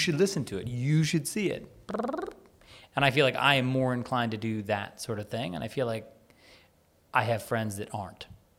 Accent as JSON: {"language": "English", "country": "United States", "said": "I'm American"}